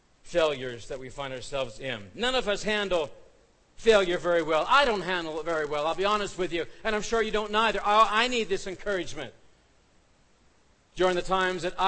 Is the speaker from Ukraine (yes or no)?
no; Canada; we're Canadian